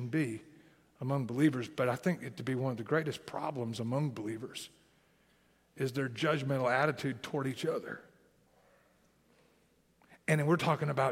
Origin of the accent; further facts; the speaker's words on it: southern Tennessee, United States; accent: southern Tennessee; my southern Tennessee accent